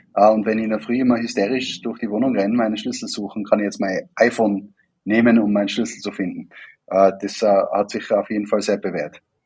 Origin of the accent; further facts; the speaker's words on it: Wattens, Tyrol, Austria; moved away as an adult; also born or lived in Vienna; Ich bin ja ursprünglich auch aus Tirol und äh, nicht weit weg von der, von der Werkstätte Wattens aufgewachsen